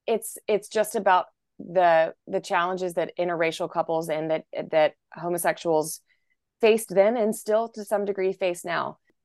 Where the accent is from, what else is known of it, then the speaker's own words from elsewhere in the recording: North Carolina, United States; I'm from North Carolina